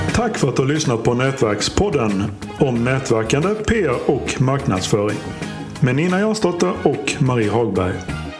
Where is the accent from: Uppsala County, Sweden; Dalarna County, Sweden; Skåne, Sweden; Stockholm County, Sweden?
Stockholm County, Sweden; Stockholm; moved away as an adult; now in Växjö, Sweden; när jag bodde hemma i Stockholm